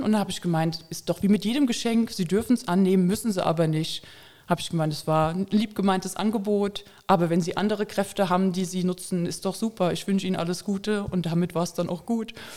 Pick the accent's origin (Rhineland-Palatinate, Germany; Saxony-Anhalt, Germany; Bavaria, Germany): Rhineland-Palatinate, Germany; Koblenz; Ich komme aus Koblenz